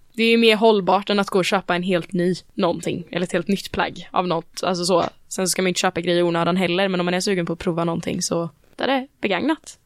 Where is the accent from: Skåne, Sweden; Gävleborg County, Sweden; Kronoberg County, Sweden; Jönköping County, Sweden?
Kronoberg County, Sweden; Växjö; min hemstad i Växjö